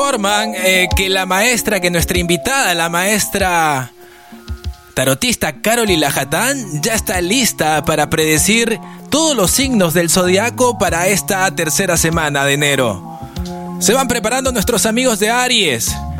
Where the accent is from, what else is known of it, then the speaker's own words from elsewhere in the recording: Peru; Soy el peruano